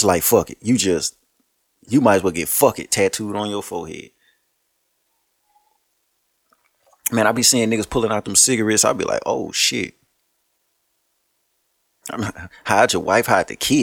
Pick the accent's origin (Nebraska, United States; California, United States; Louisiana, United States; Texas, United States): Louisiana, United States; Shreveport; I'm from Shreveport